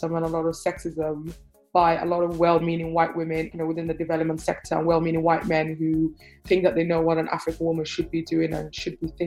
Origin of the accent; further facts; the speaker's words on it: Cardiff, Wales, United Kingdom; also born or lived in Hargeisa, Somaliland / Manchester / Bristol; I grew up between Cardiff and Manchester as a child, spending my formative years in Cardiff